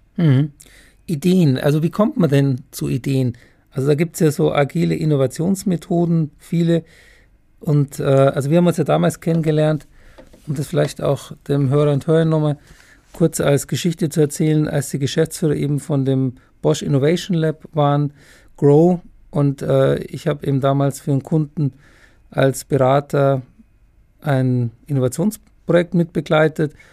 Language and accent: German; Germany; bei uns in Deutschland